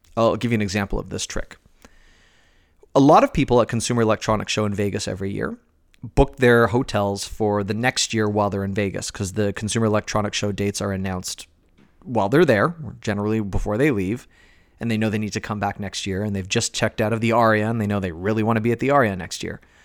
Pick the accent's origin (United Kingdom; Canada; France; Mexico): Canada; Toronto, Ontario; born and raised in Toronto